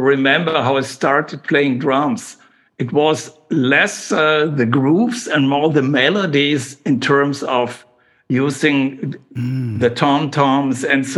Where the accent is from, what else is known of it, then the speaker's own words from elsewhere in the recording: Aachen, North Rhine-Westphalia, Germany; also born or lived in Cologne; My hometown is Aachen, Aix-la-Chapelle, the most western city in Germany